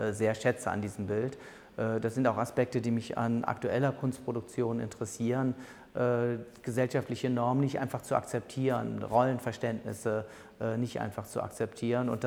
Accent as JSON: {"language": "German", "town": "Bonn", "region": "North Rhine-Westphalia", "country": "Germany", "tie": "born there", "said": "Ich bin in Bonn geboren."}